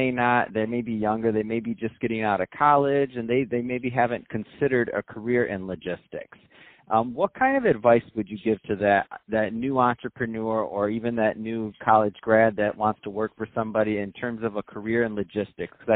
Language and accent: English; Colombia; moved away as an adult; now in United States; I'm originally from Colombia.